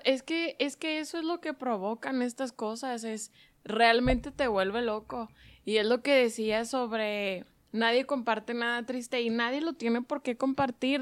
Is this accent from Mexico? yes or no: yes; Mexico; soy mexicana